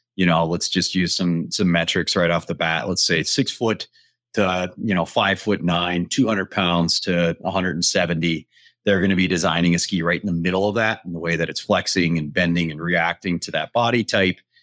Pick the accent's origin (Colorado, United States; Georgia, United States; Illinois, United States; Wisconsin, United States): Colorado, United States; Front Range of; born and raised on the Front Range of Colorado.